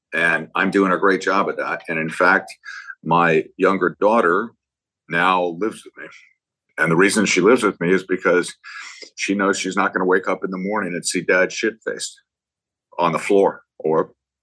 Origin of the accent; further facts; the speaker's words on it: Berkeley, California, United States; I grew up in Berkeley.